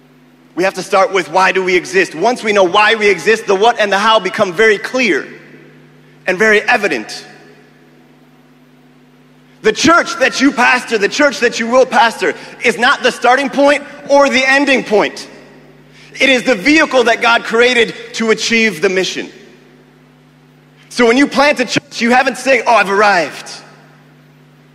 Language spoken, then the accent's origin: English; United States; moved away as an adult; now in Kenya; I am American by birth, but I claim my Kenyan identity